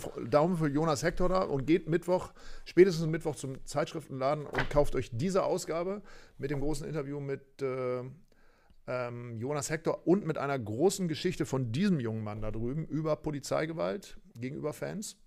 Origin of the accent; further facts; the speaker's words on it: Aurich, Lower Saxony, Germany; in meine Heimatstadt nach Aurich